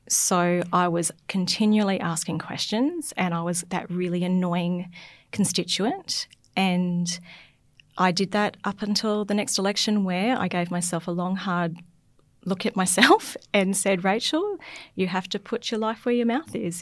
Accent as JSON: {"language": "English", "town": "Logan City", "region": "Queensland", "country": "Australia", "tie": "born or raised there", "moved": "yes", "lives_now": "North Burnett, Australia", "said": "growing up in Logan City"}